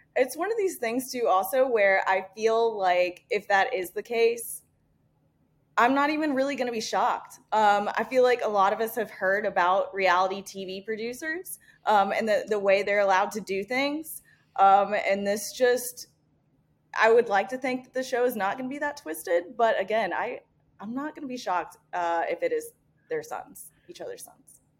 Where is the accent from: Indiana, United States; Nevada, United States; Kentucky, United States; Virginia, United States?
Indiana, United States; moved away; spent half of my life growing up in the Midwest. Uh, I'm originally from Indiana